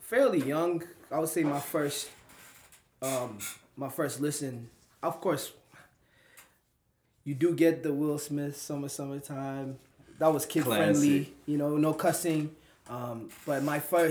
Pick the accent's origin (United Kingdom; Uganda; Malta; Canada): Uganda; moved away as an adult; also born or lived in East Coast, United States / Midwest, United States; now in United States; I grew up in Uganda